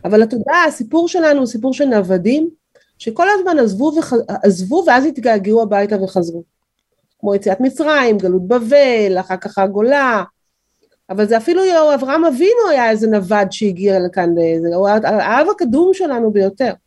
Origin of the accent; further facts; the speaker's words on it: Israel; אני גדלתי פה, נולדתי פה, חינכתי פה